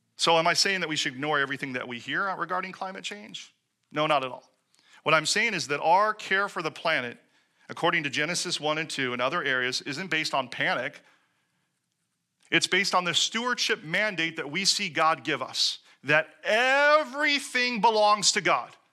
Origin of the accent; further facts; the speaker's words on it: Seattle, Washington, United States; moved away; I come from Seattle, where we recycled literally everything